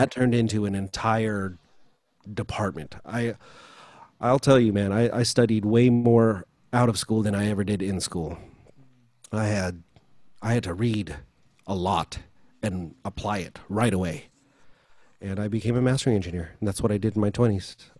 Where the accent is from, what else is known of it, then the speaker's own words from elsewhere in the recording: United States; also born or lived in Philippines; being Filipino and growing up here